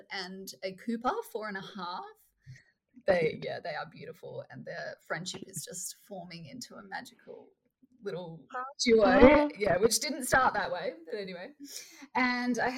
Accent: Perth, Western Australia, Australia; I'm from Perth, Australia.

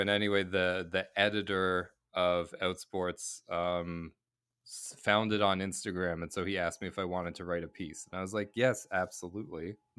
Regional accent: Boston, Massachusetts, United States; now in Canada; And then when I grew up in Boston, and when I lived in Boston, I played Little League, like classic All-American Little League, and truly loved baseball.

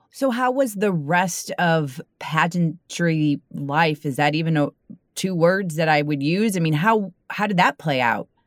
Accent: St. Louis, Missouri, United States; I am from the Saint Louis area

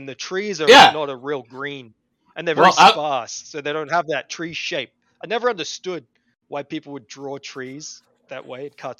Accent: Dubbo, New South Wales, Australia; We call it Central West New South Wales, from a town called Dubbo.

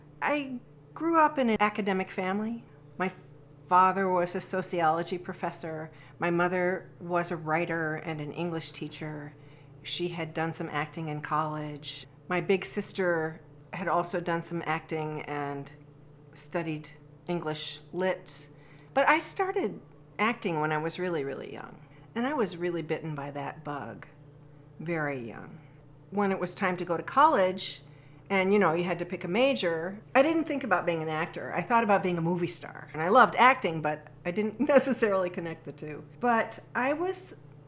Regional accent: DeKalb, Illinois, United States; also born or lived in Lawrence, Kansas; I grew up in DeKalb, Illinois.

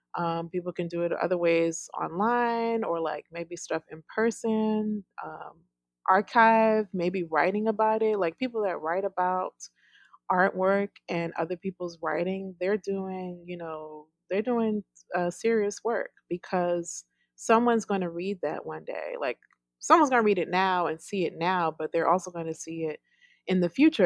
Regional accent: New York, United States; now in Mississippi, United States; I'm from New York

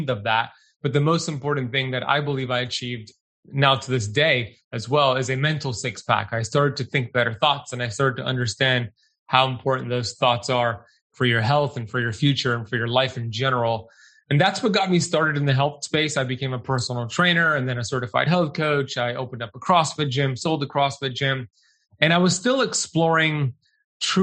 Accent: United States; when I grew up in America, born and raised here

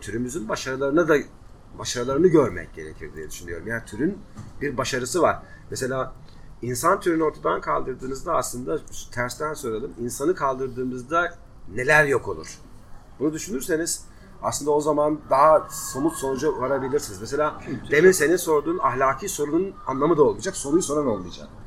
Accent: Black Sea Region, Turkey

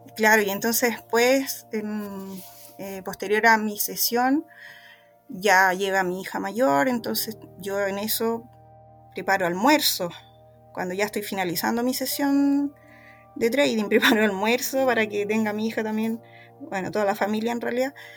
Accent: Chile; en mi país, acá en Chile

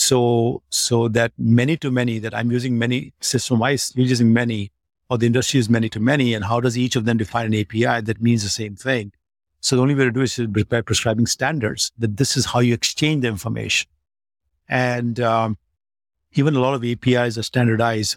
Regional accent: Delhi, India; moved away as an adult; stay in Delhi, where my hometown was

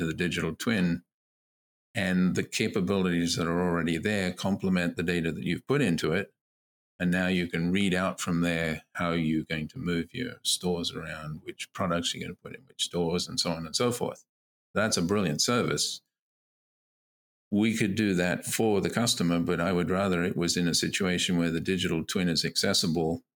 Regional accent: Queensland, Australia; now in Canada; my home state of Queensland in Australia

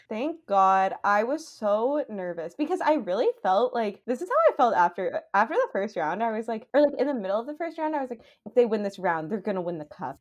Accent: Canada

